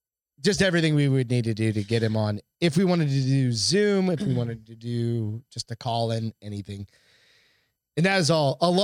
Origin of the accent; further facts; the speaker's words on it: New Hampshire, United States; I grew up in New Hampshire.